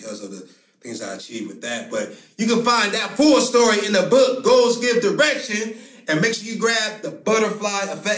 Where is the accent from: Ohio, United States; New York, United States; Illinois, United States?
Ohio, United States; Akron; also born or lived in Baltimore, Maryland; I was born in Baltimore, Maryland. She lived there when I was two. So raised Akron, Ohio